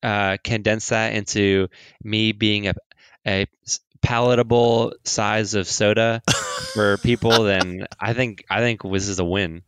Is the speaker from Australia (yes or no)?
no; Montreal, Quebec, Canada; born there; I was born in Montreal. I'm not French Canadian by any means